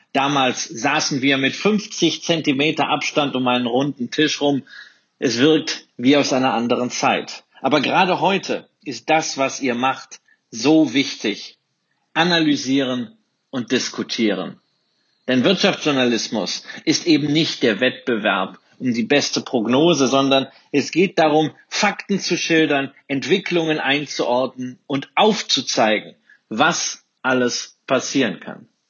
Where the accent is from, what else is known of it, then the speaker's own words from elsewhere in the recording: Rhineland, Germany; als Rheinländer